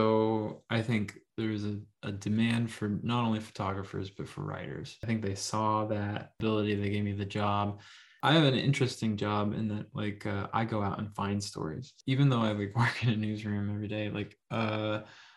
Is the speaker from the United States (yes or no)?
yes; Rust Belt, United States; I'm from the Rust Belt, I've worked in factories and stuff like that.